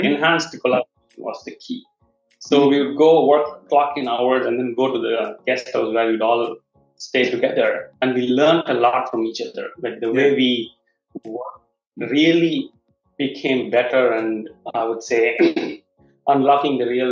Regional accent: Chennai, Tamil Nadu, India; moved away; I was originally from Chennai

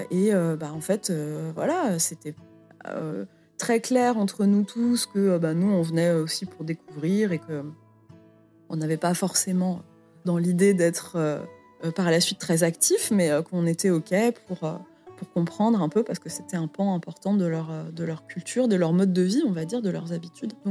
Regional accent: France; Donc je pense qu'en tant que Française, euh, je pouvais pas arriver avec euh, mes gros sabots

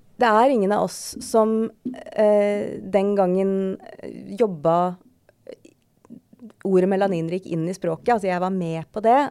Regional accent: Skjetten, Akershus, Norway; jeg kommer fra Skjetten

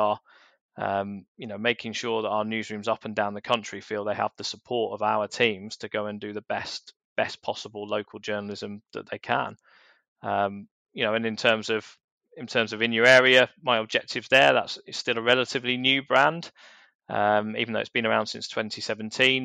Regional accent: London, United Kingdom; when I was a teenager growing up in South London.

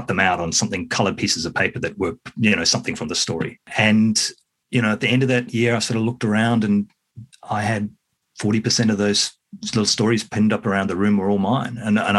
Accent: New Zealand; now in Australia; I should have said yes. I'm from New Zealand.

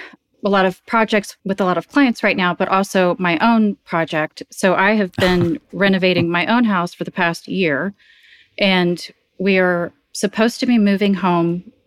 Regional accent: Nashville, Tennessee, United States; I mean, I grew up in Nashville in a more bohemian family where we were definitely not a traditional Southern family at all.

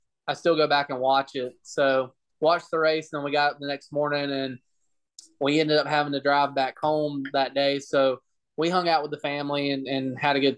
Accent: Douglasville, Georgia, United States; So there's Douglasville, Georgia, Winston, Georgia, and then Villarica, Georgia, that are all like, they're all three so close together. And we were kind of like right in the middle of it.

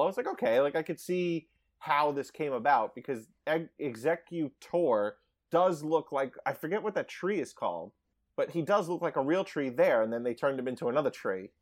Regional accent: Long Island, New York, United States; I grew up on Long Island

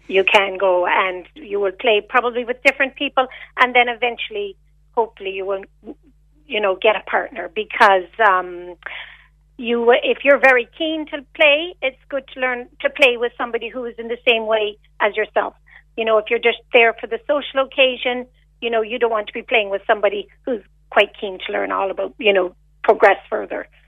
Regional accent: Canada; moved away as an adult; also born or lived in Macroom, Ireland; now in Ireland; I came to Ireland. I'm Canadian originally

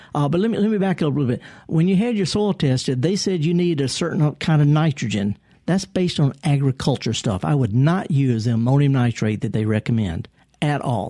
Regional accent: Indianola, Mississippi, United States; Indianola, my hometown. I'm from Indianola. I used to deliver the newspaper there

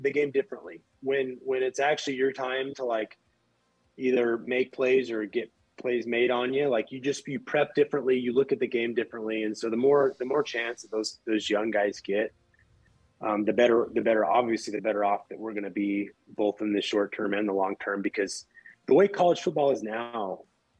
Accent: Ogden, Utah, United States; I'm from Ogden

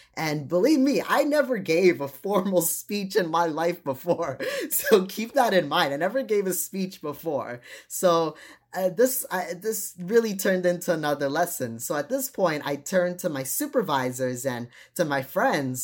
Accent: United States; also born or lived in Trinidad; since I grew up here in the United States

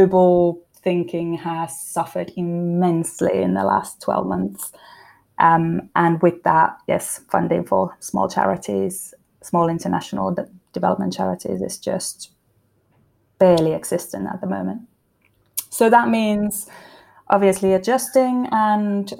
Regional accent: Finland; now in United Kingdom; I wasn't raised in the UK. I was raised in Finland, but I've lived in a couple of other countries as well.

